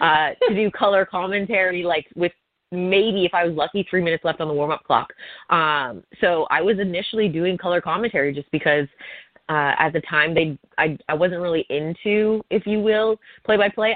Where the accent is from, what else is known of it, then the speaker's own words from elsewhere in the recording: Hamilton, Ontario, Canada; I was at McMaster University in my hometown.